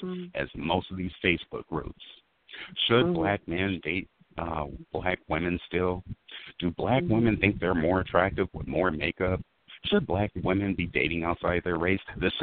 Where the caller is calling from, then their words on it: the Bay Area, California, United States; I'm calling from the Bay Area